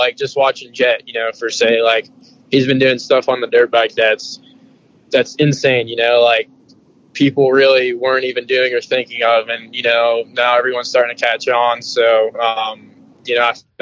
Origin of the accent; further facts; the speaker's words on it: New York City, New York, United States; I'm from New York City